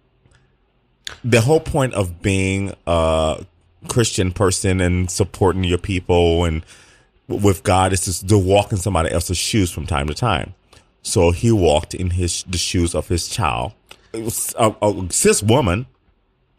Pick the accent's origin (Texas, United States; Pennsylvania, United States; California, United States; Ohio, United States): Ohio, United States; now in New York City, United States; I came from Ohio